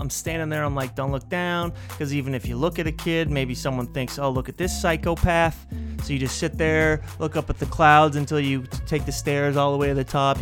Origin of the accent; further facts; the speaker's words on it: Portland, Oregon, United States; my hometown of Portland, Oregon